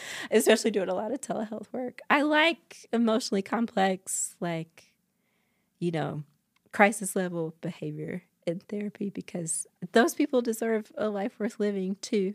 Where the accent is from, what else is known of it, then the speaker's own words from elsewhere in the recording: North Carolina, United States; now in Utah, United States; I grew up in North Carolina